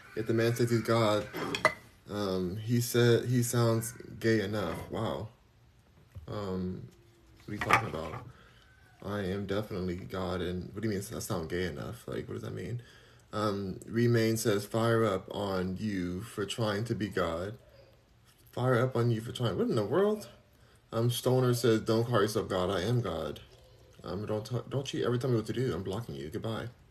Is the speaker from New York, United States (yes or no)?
no; Los Angeles, California, United States; where are you from? Los Angeles